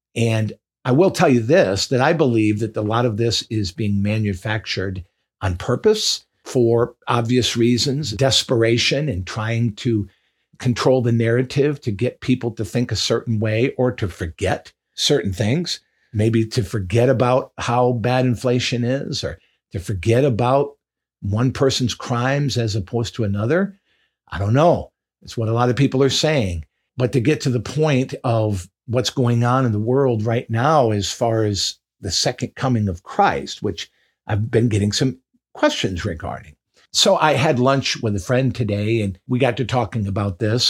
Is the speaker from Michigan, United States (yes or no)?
yes; Michigan, United States; moved away; my home state of Michigan